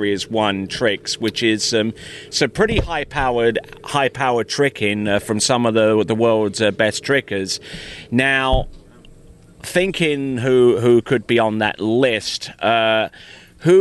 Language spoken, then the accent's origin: English; Louisiana, United States; my home state, Louisiana